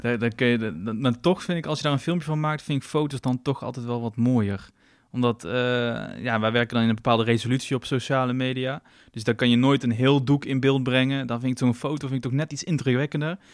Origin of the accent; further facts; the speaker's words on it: Tilburg, North Brabant, Netherlands; ik kom uit Tilburg, dus ik heb ook veel vrienden uit Tilburg